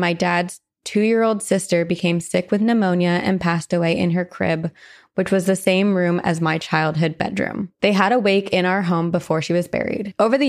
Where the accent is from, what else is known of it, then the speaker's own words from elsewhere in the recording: Iowa, United States; I currently reside in Southeast Iowa, but I was born and raised in Northeast Iowa. I grew up on a century farm that was handed down through generations on my dad's side.